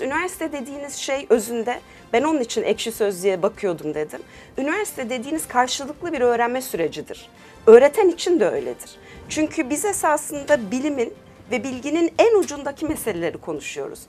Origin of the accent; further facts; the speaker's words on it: Turkey; also born or lived in United States; 4 yaşında Türkiye'ye gelmişiz. Dolayısıyla hani Türkiye'de yetiştim.